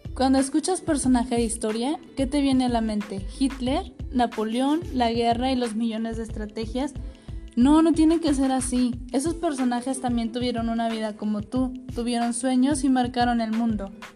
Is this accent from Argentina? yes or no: no; Ciudad Acuña, Coahuila, Mexico; nací en una ciudad pequeñita llamada Ciudad Acuña, Coahuila